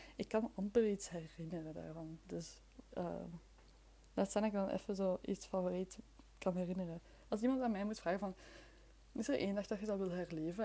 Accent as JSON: {"language": "Dutch", "area": "near Leuven, Flemish Brabant", "region": "Flanders", "country": "Belgium", "also_born_or_lived": "Brussels", "said": "Ik ben van Vlaams-Brabant. Ik ben uit de buurt van Leuven. Allee, in de buurt, uit de buurt van Leuven. Maar ik ben wel geboren in Brussel."}